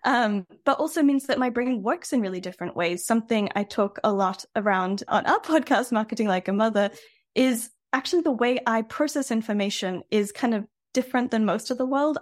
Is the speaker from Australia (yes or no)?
yes; Australia; now in France; I'm an Aussie originally